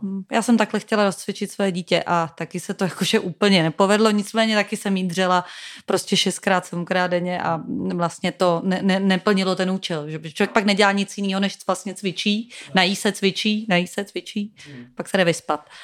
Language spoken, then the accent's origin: Czech; Prague, Czechia; Já jsem z Prahy